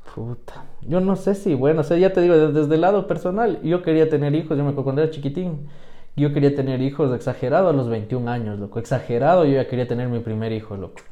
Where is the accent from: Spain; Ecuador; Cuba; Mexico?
Ecuador; Quito, Pichincha; soy quiteño, nacido en el sur, criado